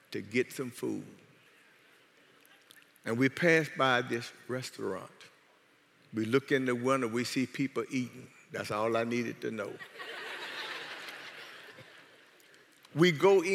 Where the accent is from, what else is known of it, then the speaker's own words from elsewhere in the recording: South Louisiana, United States; I'm from South Louisiana.